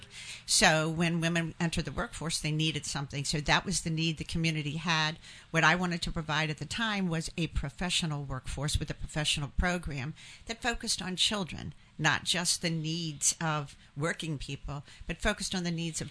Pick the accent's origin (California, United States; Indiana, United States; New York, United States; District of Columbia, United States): District of Columbia, United States; Washington; moved away as an adult; now in New Hampshire, United States; I'm from Washington, D.C. So born and raised in Washington, D.C.